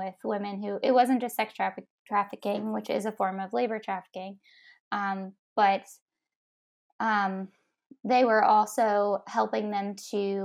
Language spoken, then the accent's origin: English; Ohio, United States; also born or lived in Tennessee; I was from Ohio.